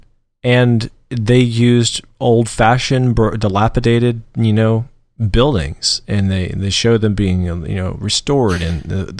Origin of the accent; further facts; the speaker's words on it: Georgia, United States; I was brought up in Georgia, and so I'm not, going to claim that, biscuits and gravy and grits are the best things on earth